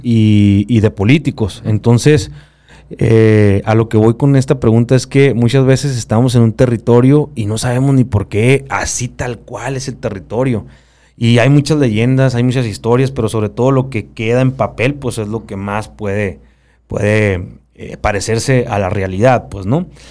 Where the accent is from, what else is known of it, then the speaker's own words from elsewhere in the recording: Sonora, Mexico; como sonorense